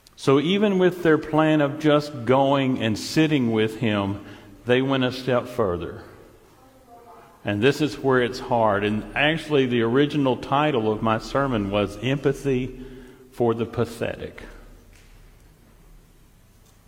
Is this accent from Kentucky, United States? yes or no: yes; Paducah, Kentucky, United States; now in Louisville, United States; Jill and I grew up in Paducah. I went to Paducah Tillman